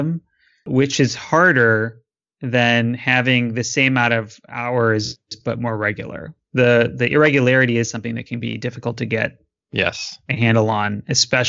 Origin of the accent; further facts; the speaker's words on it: Michigan, United States; moved away; also born or lived in Chicago / New York; I'm originally from Michigan